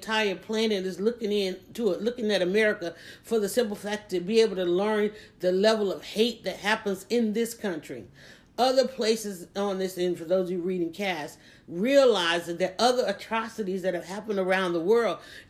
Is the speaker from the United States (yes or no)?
yes; Atlanta, Georgia, United States; I live in Atlanta. I was born and raised in Atlanta